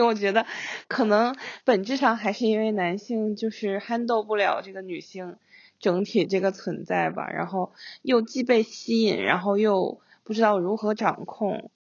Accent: Singapore; also born or lived in China; 在我们小的时候，在新加坡那个环境下

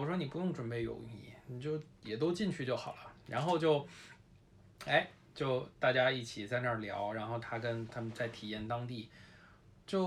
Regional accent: Beijing, China; moved away as an adult; also born or lived in Taipei, Taiwan; 因为我是一个从小在北京长大的这么一个人，虽然我后来自从十八岁以后就基本不常在北京待呀，但是我也是一个，我被朋友们去形容为一个精神南方人。

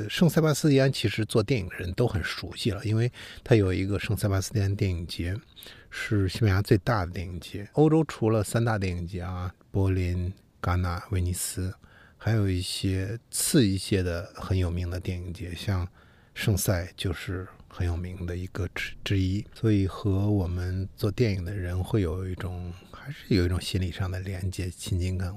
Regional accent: China; 我们中国人如果去到日本，很多字其实是能读个大概的

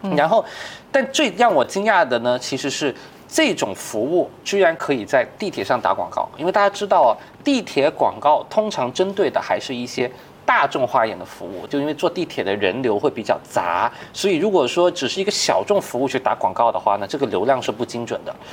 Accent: China; 其实我们中国人更领先的

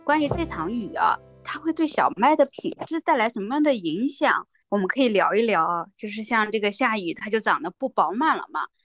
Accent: Shandong, China; moved away; 我老家啊，山东

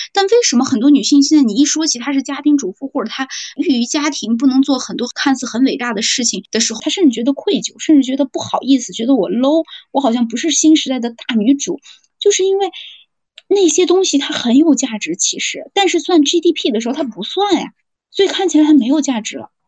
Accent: China; also born or lived in Xi'an; 我们中国人

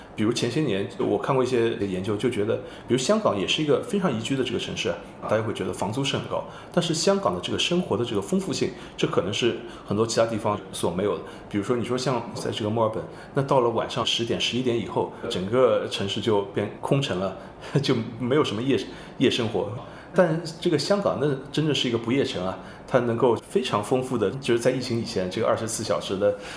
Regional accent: Shanghai, China; first language Shanghainese; Chinese is a second language; 我出生在上海，我是上海人对。包括这个母语肯定也是上海话

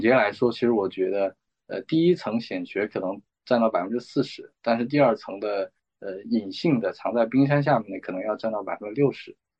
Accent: northern China, China; moved away as an adult; now in Hong Kong; 因为我是北方人

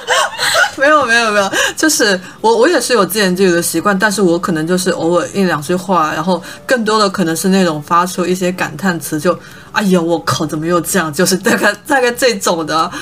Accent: Guangdong, China; 我们广东人

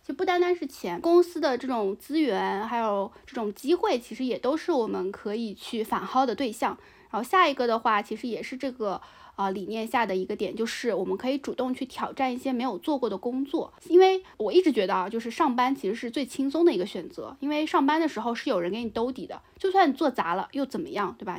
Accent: China; 我们中国人嘛，其实还是有点讳疾忌医的

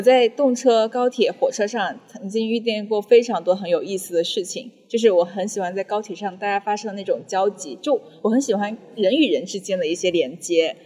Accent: Longyan, Fujian, China; 我也是九五后，福建龙眼人

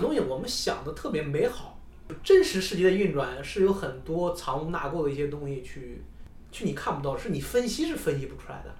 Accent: Henan, China; moved away as an adult; also born or lived in Chengdu; 我觉得我们能从河南，能从我们老家那种状态能出来

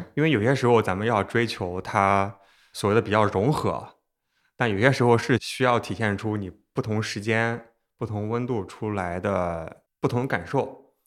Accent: Xuzhou, Jiangsu, China; 我是徐州人，和山东就很近，而且我小时候爷爷奶奶家也有枣树

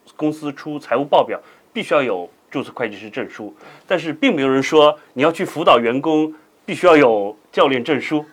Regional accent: China; 我们中国人

